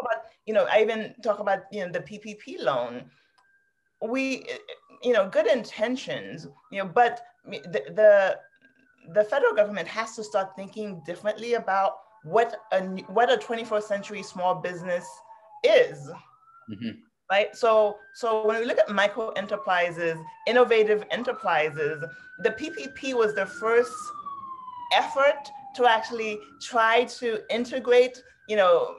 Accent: New York City, New York, United States; also born or lived in Haiti; I grew up in New York City, I grew up in Queens

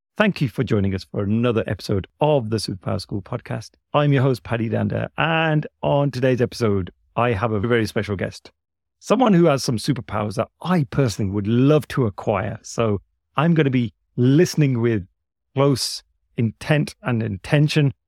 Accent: United Kingdom; I was born here in the U K.

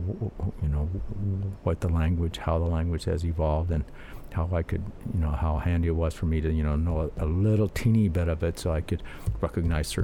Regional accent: North Shore of Oahu, Hawaii, United States; I grew up out here on the North Shore, you know, went to elementary school and everything

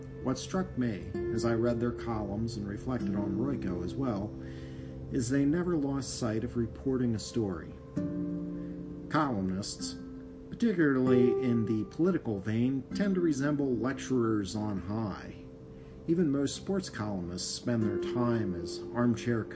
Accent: Philadelphia, Pennsylvania, United States; I was from the Philadelphia area

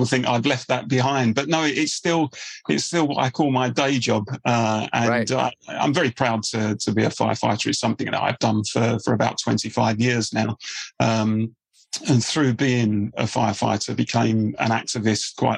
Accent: Dagenham, London, United Kingdom; my hometown of Dagenham. Very much a working class area. My parents, like most people in the place where I grew up

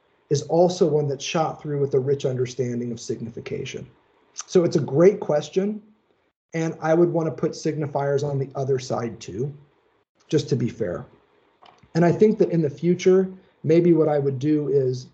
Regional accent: Indiana, United States; I'm from Indiana

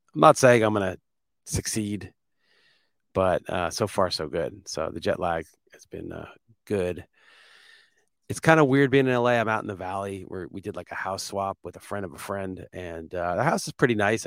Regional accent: New York, United States; moved away; I'm from New York

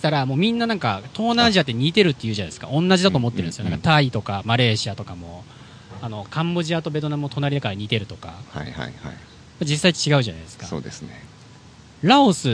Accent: Philippines; で僕、フィリピンで育ったんですけど、

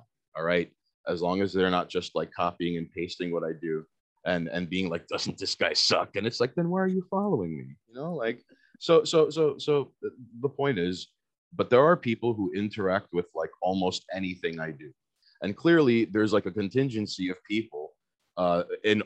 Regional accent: New York City, New York, United States; I'm born and raised in Queens

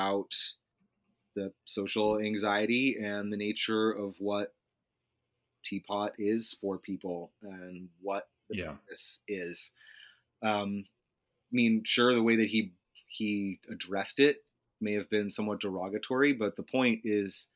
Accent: New Hampshire, United States; I was from New Hampshire

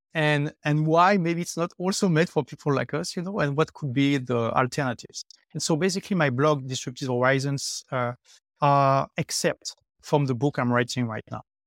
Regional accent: France; first language French; English is a second language; moved away as an adult; also born or lived in London; now in Dubai, United Arab Emirates; I left my home country, which is France, uh, eight years ago. Uh, I lived three years in London, and now I have been in Dubai for five years.

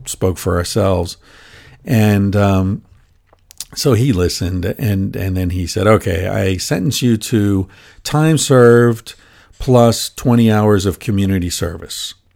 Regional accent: United States; as an American

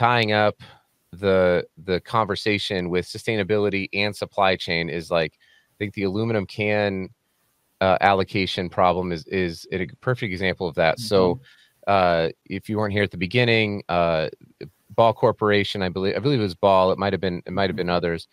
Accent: Colorado, United States; now in Salt Lake City, United States; I live in Salt Lake City, Utah, but I'm from Colorado, home of the Denver Nuggets

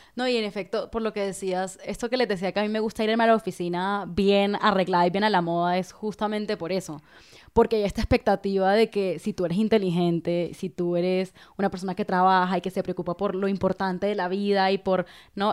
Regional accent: La Guajira, Colombia; yo soy de la Guajira, digamos, no es una región cualquiera, no es la Guajira, esta región como no, empobrecida, muy indígena, y a pesar de que yo crecí ahí

